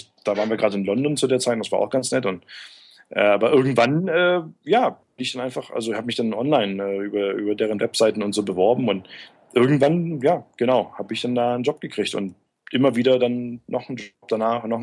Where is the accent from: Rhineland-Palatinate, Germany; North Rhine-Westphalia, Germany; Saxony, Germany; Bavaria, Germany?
Saxony, Germany; Görlitz; Äh, aus Görlitz, also gar nicht so weit weg